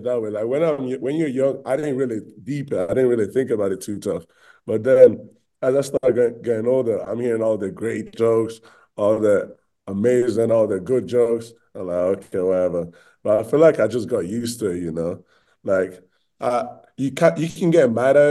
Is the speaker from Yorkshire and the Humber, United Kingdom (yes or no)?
yes; Bradford, Yorkshire and the Humber, United Kingdom; moved away as an adult; also born or lived in Spain; now in Utah, United States; I was born in Spain, and then I moved to England. And then when I was in England, I played for a team called Bradford Dragons